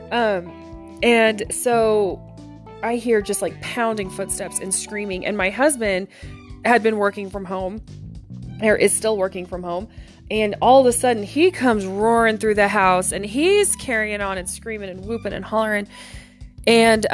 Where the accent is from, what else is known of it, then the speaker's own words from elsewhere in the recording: Oklahoma, United States; moved away; I'm originally from Oklahoma